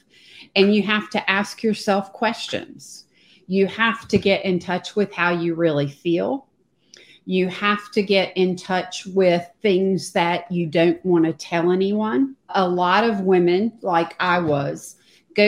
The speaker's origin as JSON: {"language": "English", "country": "United States", "also_born_or_lived": "Charlotte, North Carolina / Virginia", "lives_now": "Pawleys Island, United States", "said": "I live in Pawleys Island, South Carolina, which is on the beach on the Atlantic coast. And I've been here for a couple of years. And before that, I lived 40 years in Charlotte, North Carolina, and spent most of my life in Virginia, North Carolina, if you can tell from the accent"}